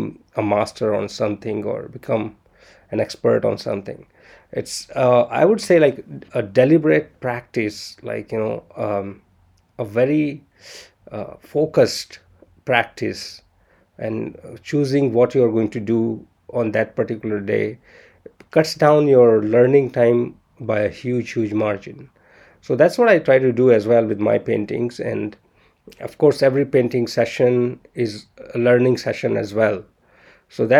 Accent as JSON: {"language": "English", "country": "India", "said": "I'm Indian"}